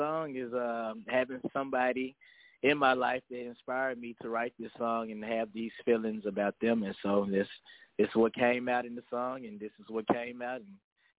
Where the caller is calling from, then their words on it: Memphis, Tennessee, United States; Memphis, Tennessee, 901 area code.